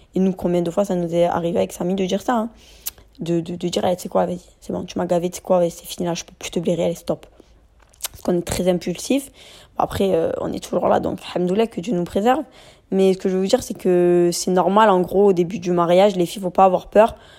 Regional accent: France; also born or lived in Marseille; On est des Français de confession musulmane

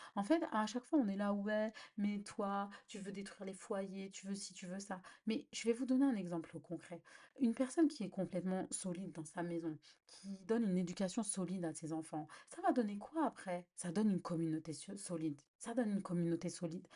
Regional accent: Algeria; en tant qu'Algérienne

